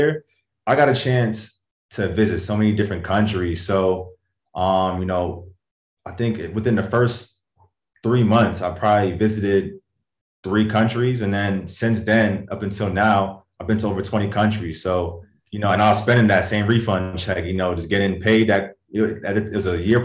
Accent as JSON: {"language": "English", "town": "Hartford", "region": "Connecticut", "country": "United States", "tie": "born or raised there", "also_born_or_lived": "London / Bloomfield, Connecticut", "moved": "as an adult", "lives_now": "Los Angeles, United States", "said": "I grew up in Connecticut, a small state, you know, all my life."}